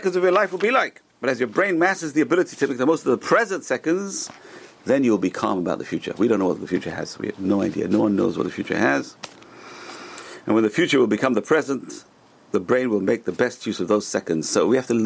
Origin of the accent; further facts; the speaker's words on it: United States; also born or lived in Northeast United States; we're American. We're living in North America. We're living in Northeast